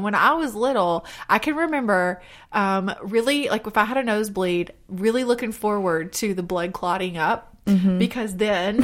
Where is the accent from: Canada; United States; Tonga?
United States; the South; accent: southern; my southern accent